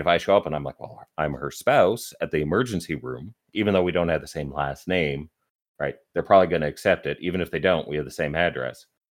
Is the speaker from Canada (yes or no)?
yes; Canada; I'm Canadian